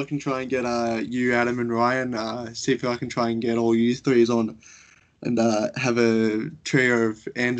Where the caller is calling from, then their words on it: Goulburn, New South Wales, Australia; I live in a small town called Goulburn, which is currently where I'm calling you from.